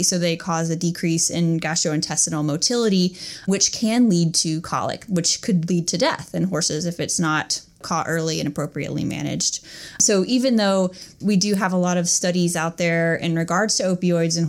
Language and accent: English; North Carolina, United States; moved away as an adult; also born or lived in Tennessee; now in Georgia, United States; I'm from North Carolina originally, and I went to North Carolina State University for undergrad